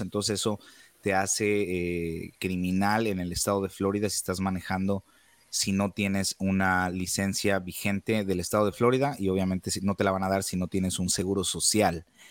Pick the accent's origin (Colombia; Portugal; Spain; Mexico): Mexico; now in United States; como buen mexicano